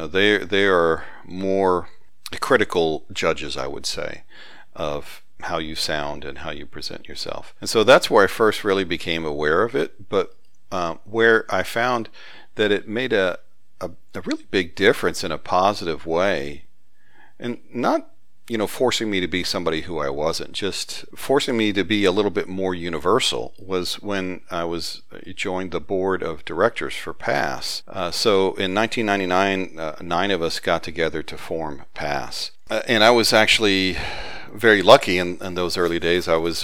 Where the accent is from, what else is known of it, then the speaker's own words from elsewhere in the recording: Huntsville, Alabama, United States; growing up in Huntsville, Alabama, just as smart and just as capable, but they never decided to shake their Southern accent.